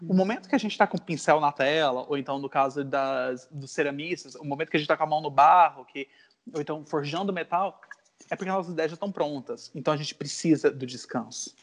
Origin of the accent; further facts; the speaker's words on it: Natal, Rio Grande do Norte, Brazil; moved away as an adult; also born or lived in Goiânia, Brazil / Brasília, Brazil / California, United States / London, United Kingdom; now in Lisbon, Portugal; Eu nasci em Goiânia, mas muito novo eu me mudei para Natal, no Rio Grande do Norte